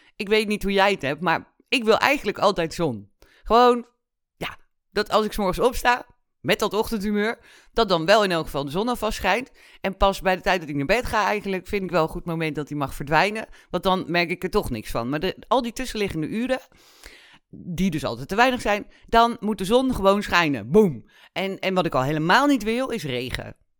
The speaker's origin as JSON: {"language": "Dutch", "country": "Netherlands", "tie": "born or raised there", "also_born_or_lived": "Kenya", "said": "ik ben in Kenia geboren. We zijn met, toen ik anderhalf was, zijn we teruggekomen naar Nederland."}